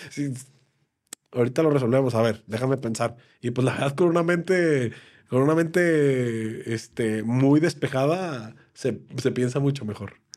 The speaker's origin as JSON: {"language": "Spanish", "country": "Mexico"}